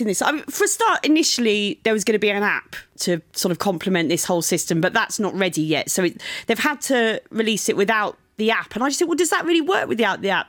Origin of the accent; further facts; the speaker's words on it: Brighton, South East England, United Kingdom; my hometown of Brighton